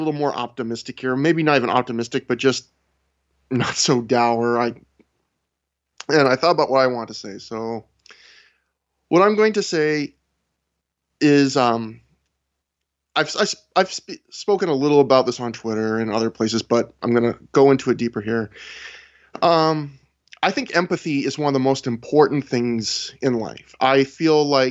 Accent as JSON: {"language": "English", "country": "Canada", "said": "I'm not even an American. I'm a Canadian"}